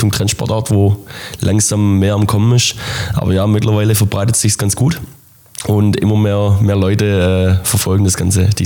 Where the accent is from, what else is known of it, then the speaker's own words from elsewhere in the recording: Bartenbach, Baden-Württemberg, Germany; Ähm, bei uns in, in meinem Heimatdorf Bartenbach ist das erste Beachhandballturnier Deutschlands ausgetragen worden und ist auch das erste Beachhandballfeld in Deutschland ähm, gebaut worden.